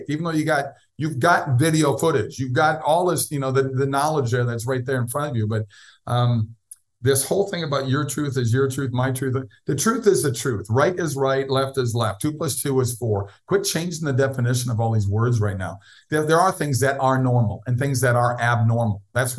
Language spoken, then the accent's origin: English; Minneapolis, Minnesota, United States; Minneapolis, where I'm from